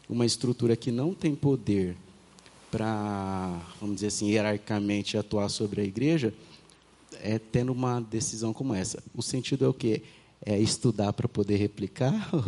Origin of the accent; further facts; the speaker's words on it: São Paulo, Brazil; É, minha realidade hoje é em São Paulo, mas eu vim do interior de São Paulo